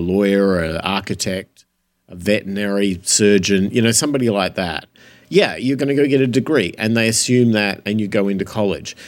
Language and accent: English; Australia; moved away; I grew up in Australia